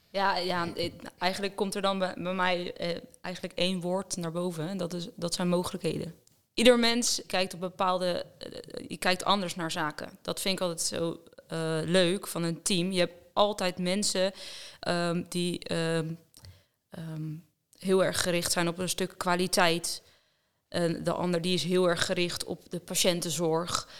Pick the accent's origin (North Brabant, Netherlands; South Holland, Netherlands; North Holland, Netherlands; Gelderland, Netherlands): South Holland, Netherlands; Roelofarendsveen; Ik kom eh, eigenlijk dichtbij hier uit de buurt uh, uit Roervaarnsveen